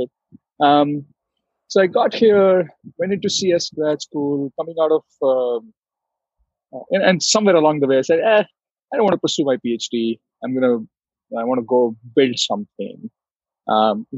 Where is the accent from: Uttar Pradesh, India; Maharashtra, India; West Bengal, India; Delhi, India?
Delhi, India; moved away as an adult; now in San Francisco, United States; I grew up in Delhi, in India